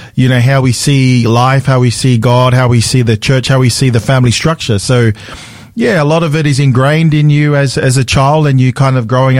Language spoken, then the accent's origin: English; Australia; So I was born in Australia. So, but my parents, I guess, immigrated here from the Pacific Islands, from Tonga, probably in the mid-70s. So, I pretty much grew up here, so I'm pretty much a second generation.